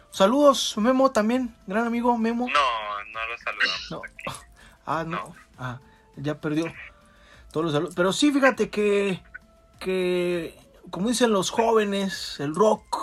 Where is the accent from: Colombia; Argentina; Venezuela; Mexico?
Mexico; Jalisco; Yo nací aquí en Jalisco. Yo soy de, del norte de Jalisco. Por eso mis chinos güeros...